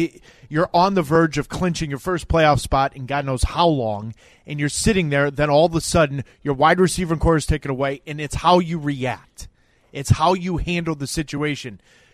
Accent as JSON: {"language": "English", "region": "Minnesota", "country": "United States", "accent": "Minnesota", "said": "Fellow Minnesotian"}